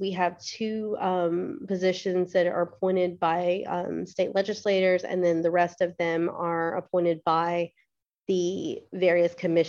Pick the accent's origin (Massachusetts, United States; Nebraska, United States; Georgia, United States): Georgia, United States; Augusta; also born or lived in Blythe, Georgia; I grew up in Augusta. I moved here with my family when I was 5. So I was homeschooled by my parents, and we moved to the Blythe area roughly when I was around 10.